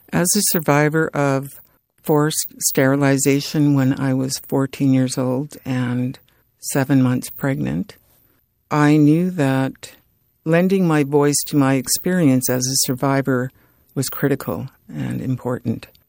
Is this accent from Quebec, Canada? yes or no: no; Edmonton, Alberta, Canada; also born or lived in Fort Chipewyan, Alberta; Treaty eight territory, Fort Chippewan, Alberta. I grew up in Edmonton, and I grew up in the north